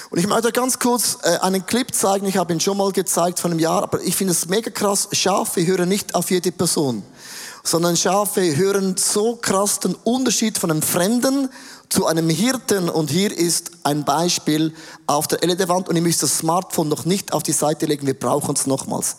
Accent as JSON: {"language": "German", "country": "Switzerland", "said": "Ich komme aus dem Rheintal, da ist alles ein bisschen sturer."}